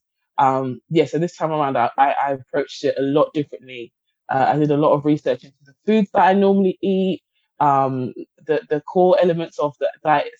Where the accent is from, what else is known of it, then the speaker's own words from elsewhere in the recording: Guyana; I'm from Guyana, which is based in the Caribbean.